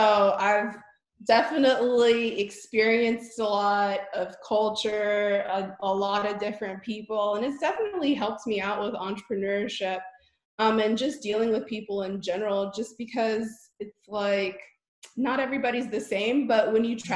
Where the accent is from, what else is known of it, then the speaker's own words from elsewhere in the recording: Honolulu, Hawaii, United States; now in Dallas, United States; I was born in Honolulu, Hawaii. So I'm like a West Coast girl